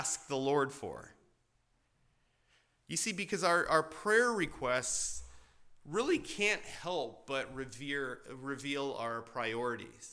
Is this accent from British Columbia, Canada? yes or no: no; Hamilton, Ontario, Canada; my hometown of Hamilton